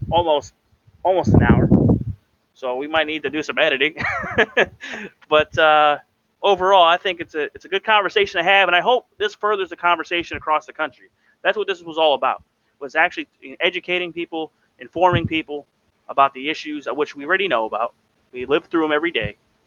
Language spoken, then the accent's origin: English; United States; we as the American people